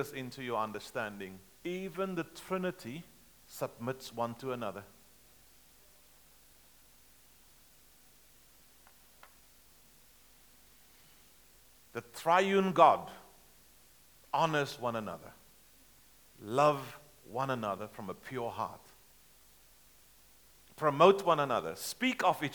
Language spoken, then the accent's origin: English; South Africa; I'm a South African. We drive on the left-hand side of the road back home.